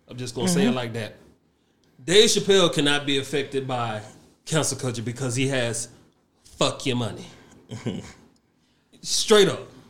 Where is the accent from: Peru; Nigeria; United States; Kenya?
Nigeria; for me, being a Nigerian